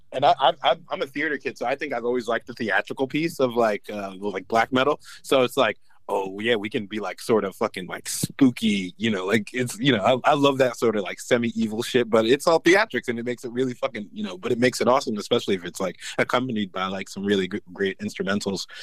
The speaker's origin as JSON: {"language": "English", "town": "Englewood", "region": "New Jersey", "country": "United States", "also_born_or_lived": "Brooklyn, New York", "said": "I'm, I'm from, uh, Inglewood, New Jersey. Born in Brooklyn"}